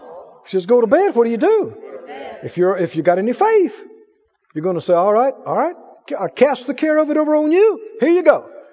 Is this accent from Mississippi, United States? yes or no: yes; Mississippi, United States; I know Arkansas people will understand that. I'm from Mississippi.